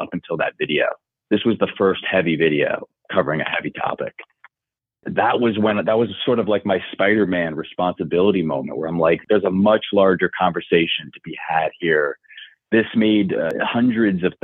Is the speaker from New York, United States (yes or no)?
yes; Long Island, New York, United States; Growing up on Long Island